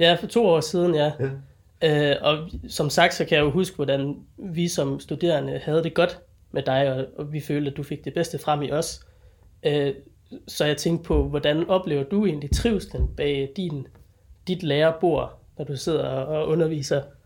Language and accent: Danish; Denmark; jeg er jo sådan dansker